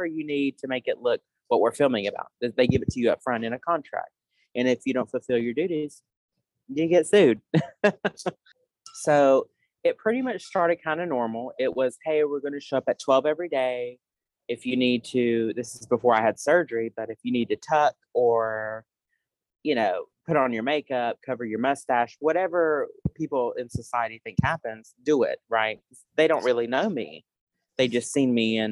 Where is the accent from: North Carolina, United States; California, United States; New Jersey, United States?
North Carolina, United States; moved away as an adult; I'm from North Carolina